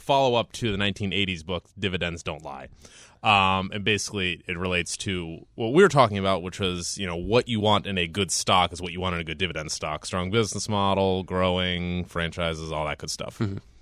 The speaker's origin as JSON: {"language": "English", "town": "Columbus", "region": "Ohio", "country": "United States", "tie": "born or raised there", "also_born_or_lived": "Cleveland, Ohio", "said": "born and bred in Columbus, Ohio, and we moved to Cleveland when I was 13"}